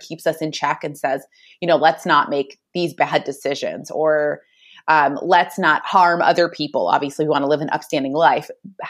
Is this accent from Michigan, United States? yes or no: yes; Michigan, United States; moved away as an adult; also born or lived in Arizona; now in Phoenix area, Arizona, United States; I am originally from Michigan, but I currently live in Arizona. And I met my husband back in Michigan.